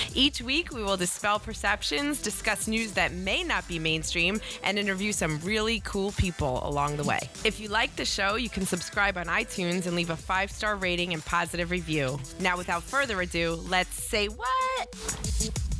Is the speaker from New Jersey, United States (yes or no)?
yes; New Jersey, United States; moved away as an adult; I grew up in Jersey